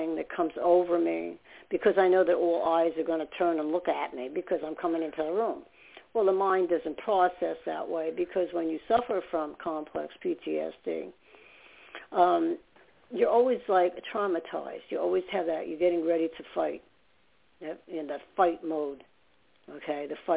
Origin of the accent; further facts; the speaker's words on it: New York, United States; also born or lived in New Jersey / Staten Island; I talk so fast because I'm from New York